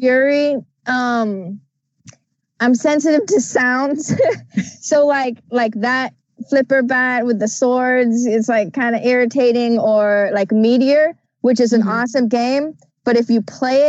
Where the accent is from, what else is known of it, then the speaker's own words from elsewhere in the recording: Atlanta, Georgia, United States; my hometown backyard of Atlanta, Georgia